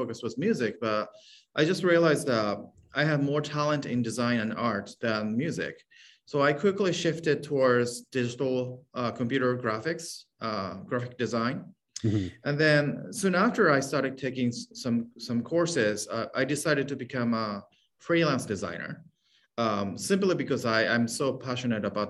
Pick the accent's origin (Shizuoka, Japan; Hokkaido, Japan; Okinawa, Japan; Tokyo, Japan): Hokkaido, Japan; moved away as an adult; now in San Francisco, United States; I was born and raised in Japan. Place called Hokkaido, and it's a northern island of the country.